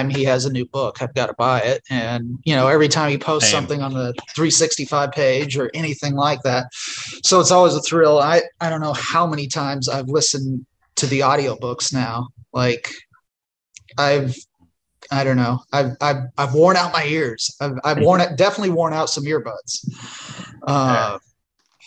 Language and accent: English; Terre Haute, Indiana, United States; moved away; that was my hometown.